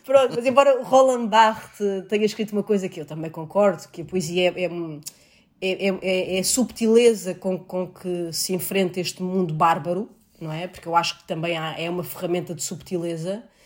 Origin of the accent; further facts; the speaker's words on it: Seixal, Setúbal, Portugal; lá na Câmara Municipal de Seixal, que foi onde eu cresci